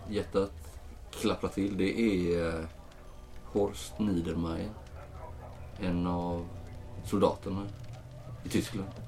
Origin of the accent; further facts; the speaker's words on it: Småland, Sweden; also born or lived in Stockholm / Uppsala; Jag är från Sverige. Ja, jag är från eh, Sverige. Ja, Småland närmare bestämt, men